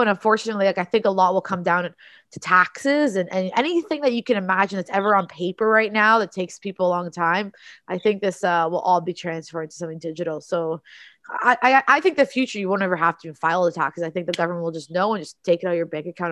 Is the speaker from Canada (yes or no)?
yes; Toronto, Ontario, Canada; I'm from Toronto in Canada